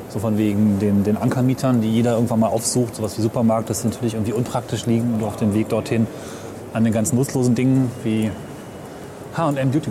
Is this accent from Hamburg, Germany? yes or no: no; Lower Saxony, Germany; Also ich komme ja aus dem Umland von Hameln. Und die nächst kleinere Stadt, Hessisch-Ollendorf, ist seitdem ziemlich verfallen.